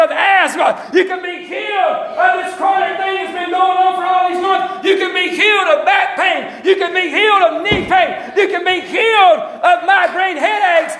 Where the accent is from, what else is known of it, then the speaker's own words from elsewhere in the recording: the South, United States; I'm a Southerner